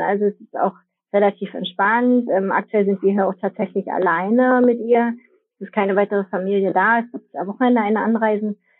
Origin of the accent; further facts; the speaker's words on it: Germany; bei uns in Deutschland